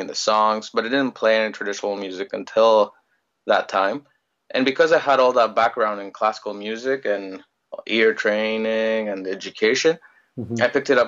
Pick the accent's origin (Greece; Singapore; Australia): Greece; moved away as an adult; also born or lived in Ottawa, Canada / Oxford, England; now in Toronto, Canada; I was born in Greece. I grew up in Greece my whole life, and well, not my whole life until I was 20.